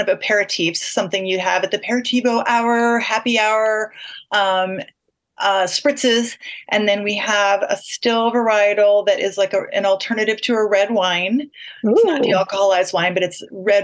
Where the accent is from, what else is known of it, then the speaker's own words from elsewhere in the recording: Michigan, United States; also born or lived in Ashland, Oregon; now in Portland, United States; I lived in Michigan